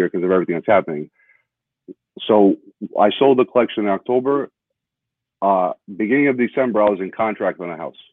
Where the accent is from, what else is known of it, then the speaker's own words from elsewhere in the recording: New York, United States; I'm from New York, so I'm a huge Knicks fan growing up